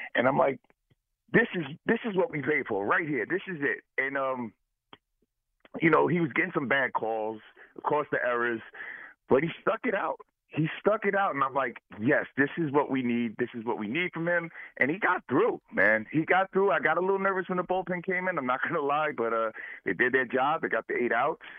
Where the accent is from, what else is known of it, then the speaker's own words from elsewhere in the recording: Jersey City, New Jersey, United States; now in Greenwich, United States; I'm originally from Jersey City.